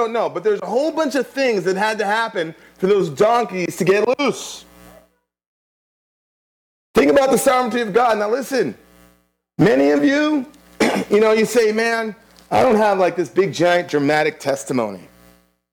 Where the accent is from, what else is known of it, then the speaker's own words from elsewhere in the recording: Kingston, Surrey, Jamaica; moved away; I was born in Kingston, Jamaica.